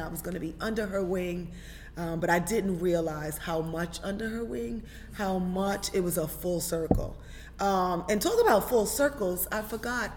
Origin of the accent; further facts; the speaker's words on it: New York City, New York, United States; growing up in Brooklyn